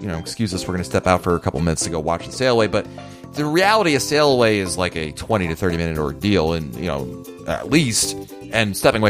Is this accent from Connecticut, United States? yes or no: yes; Connecticut, United States; I grew up in Connecticut, which is obviously New England